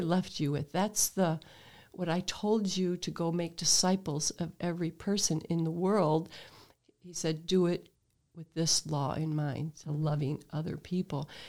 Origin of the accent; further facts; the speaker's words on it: Toledo, Ohio, United States; I was born in Toledo, but, um, in the Sloane area